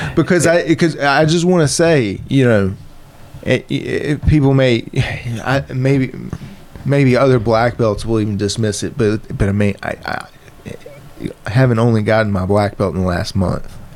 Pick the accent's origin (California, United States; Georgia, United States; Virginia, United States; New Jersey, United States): Virginia, United States; moved away; I'm from Virginia.